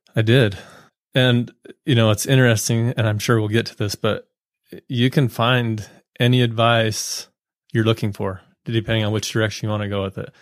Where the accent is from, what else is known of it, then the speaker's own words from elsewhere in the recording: Utah, United States; I grew up here in Utah County, born and raised, lived here my whole life